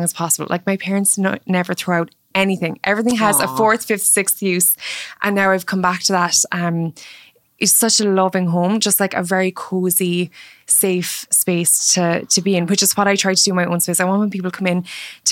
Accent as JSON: {"language": "English", "town": "Mallow", "region": "Munster", "country": "Ireland", "tie": "born or raised there", "said": "So my childhood home in Cork was very rural. I grew up in Mallow, which is a commuter town outside of Cork"}